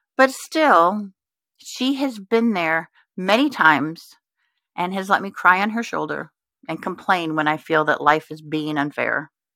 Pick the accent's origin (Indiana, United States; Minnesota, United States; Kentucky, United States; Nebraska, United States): Indiana, United States; Richmond; moved away as an adult; also born or lived in Houston, Texas; now in Richmond, Virginia, United States; I'm originally from Texas, but the summer before my f, seventh grade, we moved from Houston to the town of Richmond, Indiana